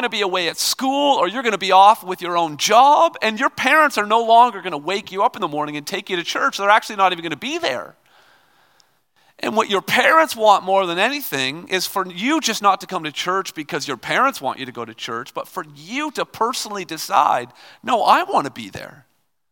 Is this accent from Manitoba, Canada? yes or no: no; Toronto, Ontario, Canada; I'm from Toronto